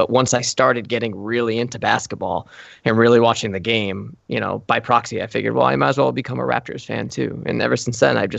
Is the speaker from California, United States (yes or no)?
no; Providence, Rhode Island, United States; So I'm born and raised in Providence, Rhode Island, and I was raised as like the most anti-New England household ever in New England, right?